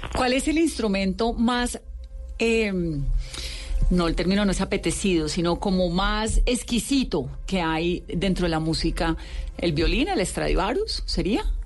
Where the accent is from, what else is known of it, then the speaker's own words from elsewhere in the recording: Pacific region, Colombia; yo soy del Pacífico